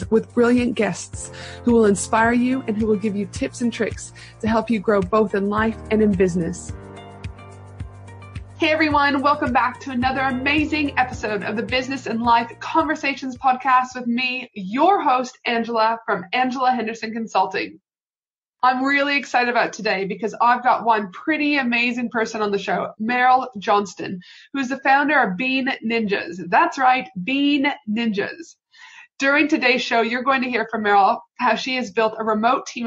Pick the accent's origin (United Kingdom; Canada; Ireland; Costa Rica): Canada; now in Brisbane, Australia; I'm from Canada